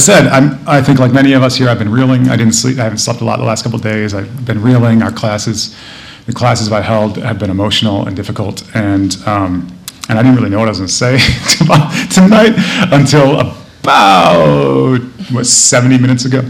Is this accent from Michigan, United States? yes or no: yes; Michigan, United States; I'm from Michigan